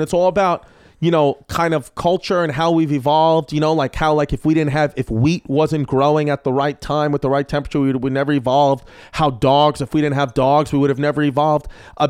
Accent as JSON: {"language": "English", "town": "New York City", "region": "New York", "country": "United States", "tie": "born or raised there", "said": "See, that's not a possibility growing up in New York City"}